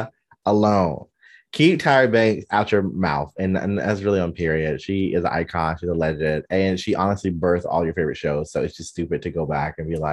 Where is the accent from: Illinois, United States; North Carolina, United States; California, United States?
North Carolina, United States; moved away; being a Black male from the South